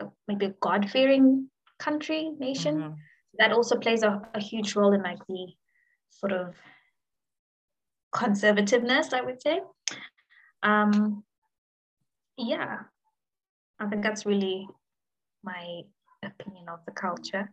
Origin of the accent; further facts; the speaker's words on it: Malawi; I was raised in Malawi